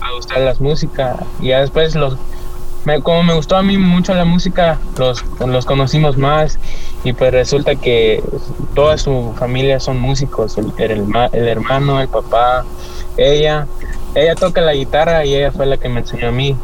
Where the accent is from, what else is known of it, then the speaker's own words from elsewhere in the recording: El Salvador; moved away; Del Salvador, yo vengo del Salvador.